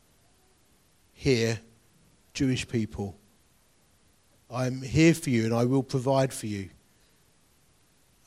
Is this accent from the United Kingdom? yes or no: yes; Essex, East of England, United Kingdom; I am from Essex.